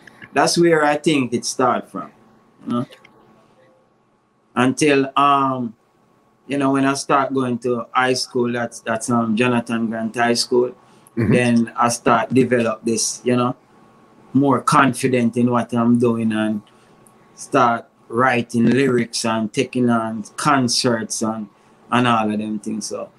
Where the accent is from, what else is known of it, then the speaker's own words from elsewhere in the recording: Spanish Town, Saint Catherine, Jamaica; also born or lived in Grandspan Avenue; I grew up, I originally from Grandspan Avenue, and then, you know, I moved to Spanish Town. I spent, you know, most of my life in Spanish Town.